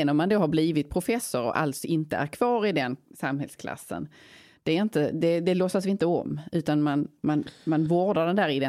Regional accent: Tågarp, Skåne, Sweden; born or raised there; now in Gothenburg, Sweden

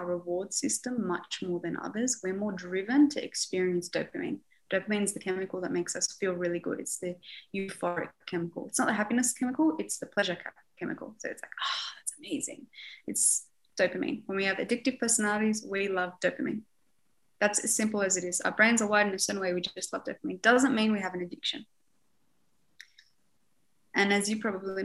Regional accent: Beirut, Beirut Governorate, Lebanon; I was born in Beirut

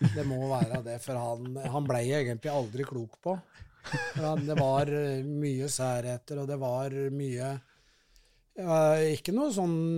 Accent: Kongsvinger, Innlandet, Norway; moved away as an adult; also born or lived in Lillehammer; now in Oslo, Norway; jeg er jo født og oppvokst på Kongsvinger.

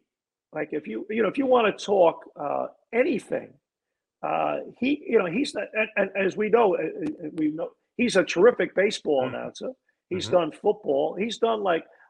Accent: New York, United States; now in Niagara-on-the-Lake, Canada; I grew up in New York

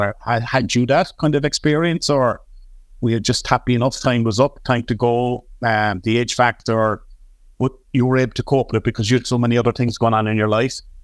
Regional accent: Cork, Munster, Ireland; I'm an Artside man here in Cork

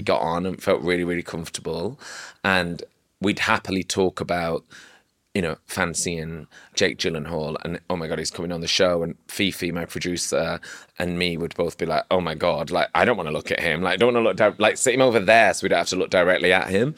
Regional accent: Manchester, North West England, United Kingdom; also born or lived in Oldham; now in London, United Kingdom; growing up in Manchester

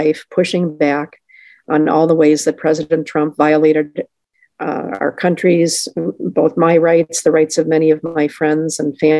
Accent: Madison, Wisconsin, United States; now in Ellsworth, United States; I grew up in Madison, so I'm a lifetime resident of Wisconsin.

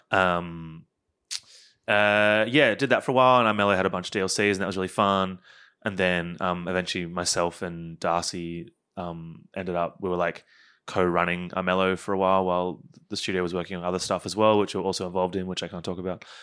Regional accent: Queensland, Australia; now in Melbourne, Australia; I am from Queensland

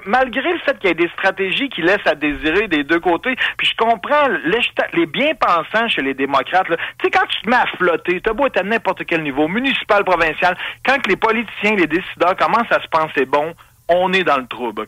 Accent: Quebec City, Quebec, Canada; je suis né à Ville-Vanier, mon père est né dans la basse ville de Québec

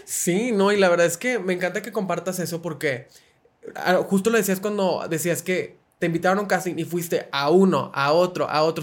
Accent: Monterrey, Nuevo León, Mexico; yo que soy de Monterrey

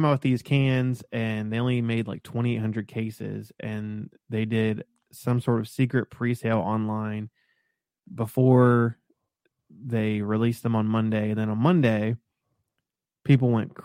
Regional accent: Columbus, Ohio, United States; now in Cincinnati, United States; I'm from Columbus originally.

